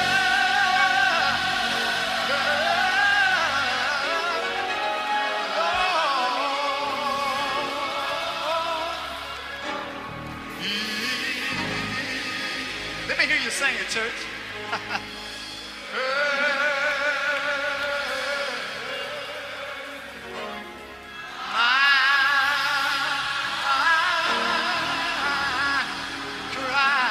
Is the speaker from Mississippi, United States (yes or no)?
yes; Mississippi, United States; I'm from Mississippi